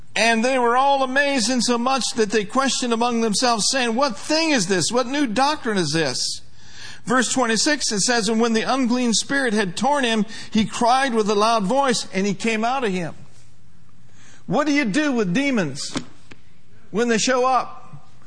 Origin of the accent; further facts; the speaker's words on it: Minneapolis, Minnesota, United States; moved away as an adult; also born or lived in Broken Arrow, Oklahoma; I came from Minneapolis, Minnesota, a city boy